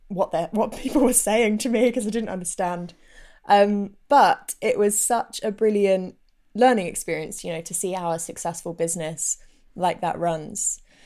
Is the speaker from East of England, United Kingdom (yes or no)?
no; London, United Kingdom; And actually people that I knew from growing up in North London, one guy in particular commented once